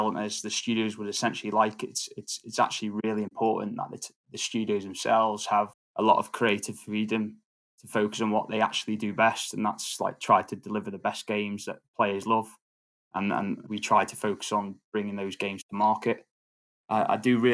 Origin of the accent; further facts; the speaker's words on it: Isle of Man; I'm actually born and I grew up in the Isle of Man, so I'm a bit of a local.